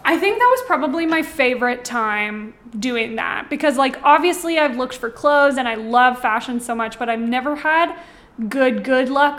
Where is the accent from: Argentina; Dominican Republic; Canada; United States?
Canada; Ontario; now in Calgary, Canada; I'm from Ontario originally